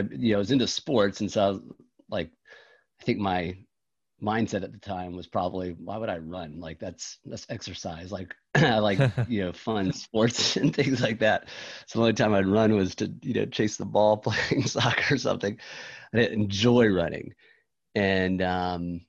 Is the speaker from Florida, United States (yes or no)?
yes; Jacksonville Beach, Florida, United States; I grew up on the East Coast in a small town on the East Coast of Florida, Jacksonville Beach, Neptune Beach.